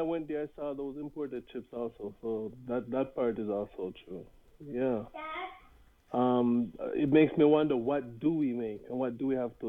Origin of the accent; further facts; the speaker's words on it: Jamaica; proud of being Jamaican